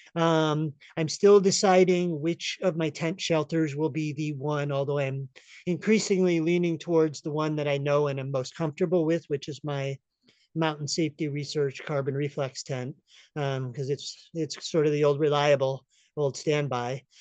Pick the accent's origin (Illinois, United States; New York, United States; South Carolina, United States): New York, United States; upstate; now in Humboldt County, California, United States; originally from upstate New York